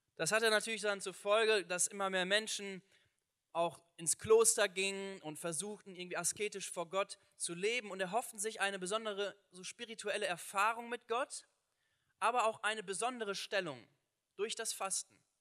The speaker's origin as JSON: {"language": "German", "country": "Germany", "said": "bei uns in Deutschland"}